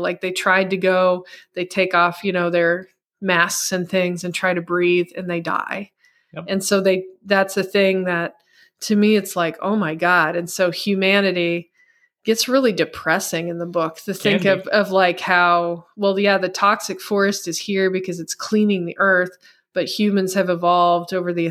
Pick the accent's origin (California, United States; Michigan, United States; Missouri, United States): Missouri, United States; first language English; I grew up in the Midwest in Missouri and the United States speaking English